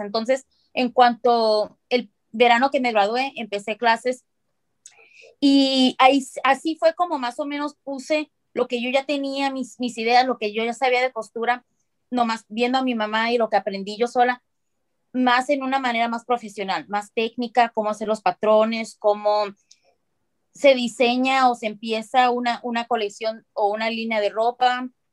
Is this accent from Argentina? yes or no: no; Mexicali, Baja California, Mexico; now in Phoenix, United States; yo soy de Mexicali, vivo ahora en Phoenix, en los Estados Unidos